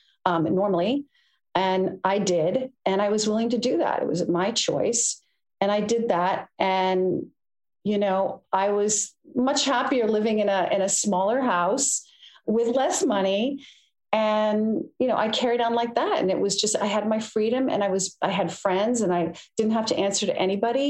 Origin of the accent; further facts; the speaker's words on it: United States; I'm American